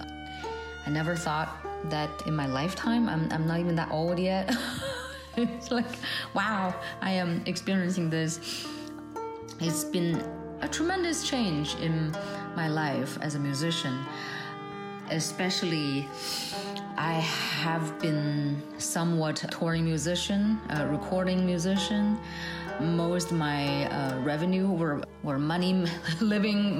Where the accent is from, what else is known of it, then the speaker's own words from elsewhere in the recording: China; now in United States; I'm originally from China